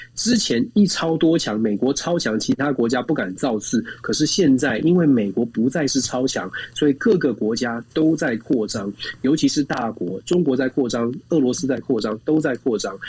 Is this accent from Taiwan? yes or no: yes; Taiwan; 我们在在台湾，我们是在民主国家长大的。